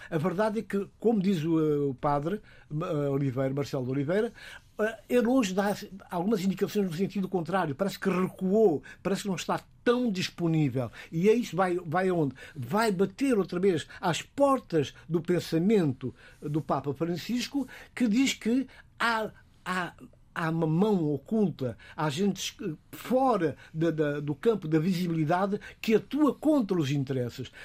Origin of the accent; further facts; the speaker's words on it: Guinea-Bissau; como africano, como guineense